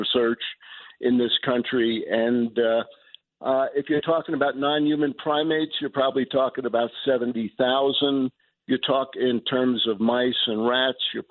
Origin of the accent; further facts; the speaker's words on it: New York City, New York, United States; moved away; I grew up in New York, Elmhurst, listening to night radio